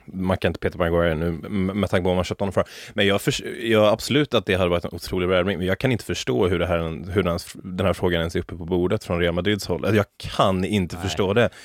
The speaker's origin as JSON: {"language": "Swedish", "country": "Sweden", "said": "jag är som svensk"}